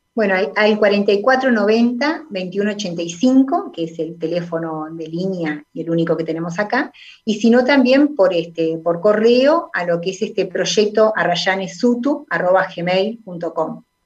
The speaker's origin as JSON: {"language": "Spanish", "town": "Sauce", "region": "Canelones", "country": "Uruguay", "tie": "born or raised there", "said": "nací en Sauce"}